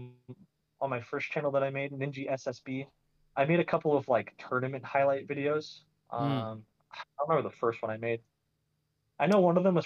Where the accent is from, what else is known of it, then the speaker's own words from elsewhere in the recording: Phoenix, Arizona, United States; I'm from Arizona, and I went to Arizona State